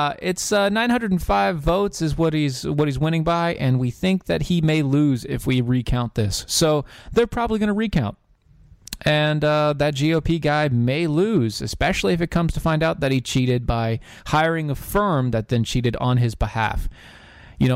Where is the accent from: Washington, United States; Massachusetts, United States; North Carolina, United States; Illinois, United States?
North Carolina, United States; my home state, word to my homies. North Carolina